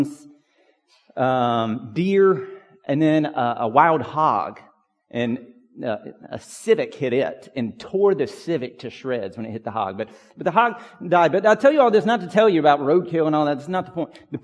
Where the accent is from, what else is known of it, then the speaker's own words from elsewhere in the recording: Pine Log, Georgia, United States; When I was a kid growing up in Pine Log, we did not have an address that had numbers